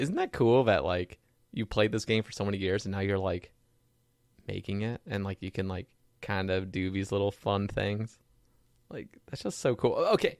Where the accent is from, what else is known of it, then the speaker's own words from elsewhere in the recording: Oregon, United States; Oregon. We'd go to North Carolina, which is like all the way on the East Coast.